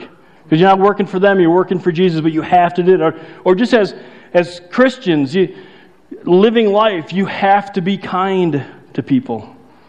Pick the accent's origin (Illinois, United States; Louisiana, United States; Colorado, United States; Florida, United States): Illinois, United States; outside Chicago; moved away; I grew up outside Chicago